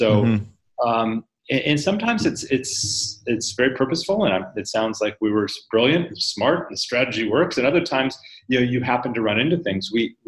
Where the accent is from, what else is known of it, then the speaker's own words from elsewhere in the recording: United States; You can come in, and I'll stereotype as an American.